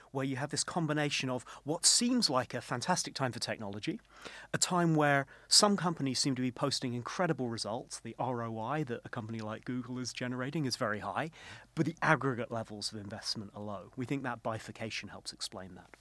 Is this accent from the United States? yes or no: no; United Kingdom; as a Brit